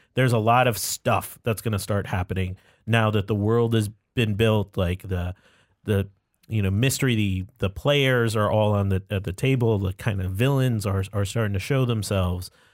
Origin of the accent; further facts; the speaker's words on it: Buffalo, New York, United States; I was born in Buffalo, New York.